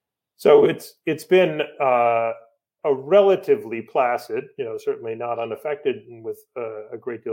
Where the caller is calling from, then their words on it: Storrs, Connecticut, United States; So I'm calling from Storrs, Connecticut, the campus of the University of Connecticut, snowbound, which feels a little bit like Narnia right now.